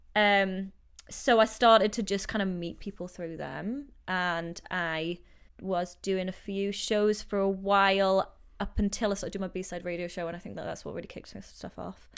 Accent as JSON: {"language": "English", "town": "Newcastle upon Tyne", "region": "North East England", "country": "United Kingdom", "also_born_or_lived": "London", "moved": "as an adult", "lives_now": "Vancouver, Canada", "said": "I'm from Newcastle, north of England, as you know, northeast, and I moved out here five years ago"}